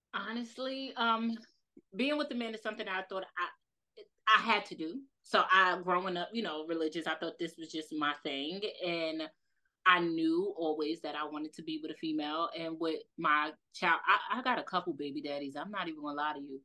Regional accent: New York City, New York, United States; accent: New York; I'm from Brooklyn, East New York.

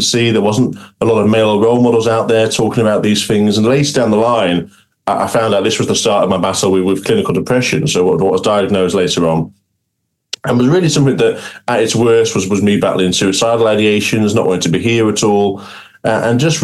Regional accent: Cumbria, North West England, United Kingdom; I'm originally from Cumbria, where I'm based now

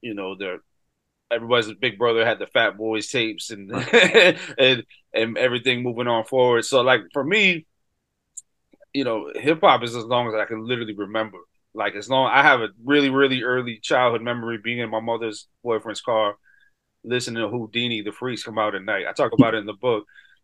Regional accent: Hartford, Connecticut, United States; I'm from Hartford, Connecticut, 80s kid

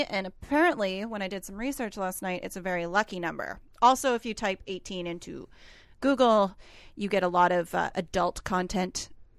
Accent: Alberta, Canada; I grew up in Alberta.

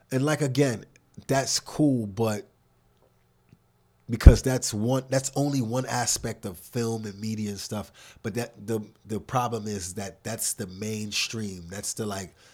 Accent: New York City, New York, United States; I grew up in Harlem.

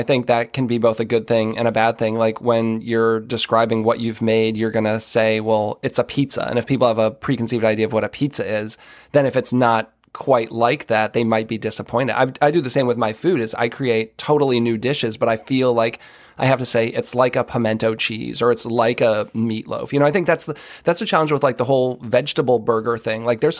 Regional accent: Massachusetts, United States; I mean, that's all I had growing up in Massachusetts. Like, we had a bunch of Greek people in town.

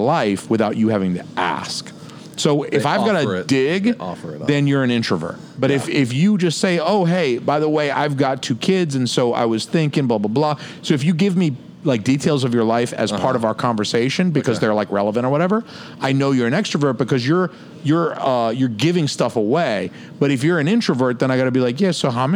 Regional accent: Georgia, United States; moved away; I'm from Georgia

